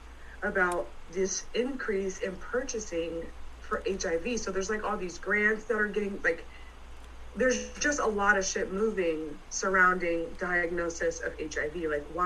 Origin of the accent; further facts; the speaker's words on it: San Francisco Bay Area, California, United States; I grew up in the San Francisco Bay Area